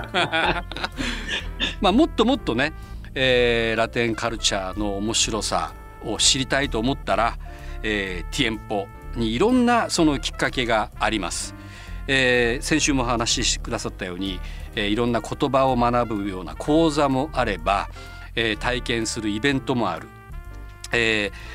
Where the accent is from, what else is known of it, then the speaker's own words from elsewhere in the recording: Fukuoka, Japan; also born or lived in Tokyo; 僕のようなすごいネイティブで福岡でずっと生まれ育って